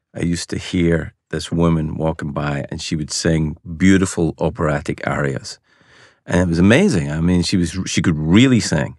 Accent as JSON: {"language": "English", "town": "Glasgow", "region": "Scotland", "country": "United Kingdom", "tie": "born or raised there", "moved": "yes"}